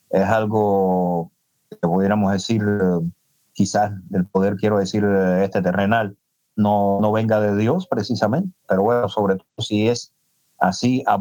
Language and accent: Spanish; Cuba; Y puedo estar muy bien eh, yo como cubano, digamos, disfrutando del danzón